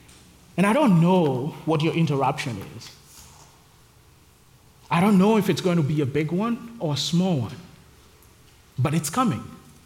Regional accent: Kenya; moved away as an adult; also born or lived in Nairobi / Texas; now in Charlotte, United States; I'm from Kenya, and back in Kenya, I used to work for FM radio and a little bit of TV

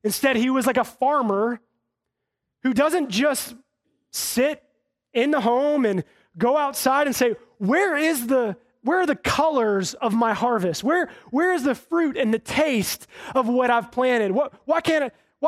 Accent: Charlotte, North Carolina, United States; growing up in Charlotte, kind of having the knowledge of God and having gone to church

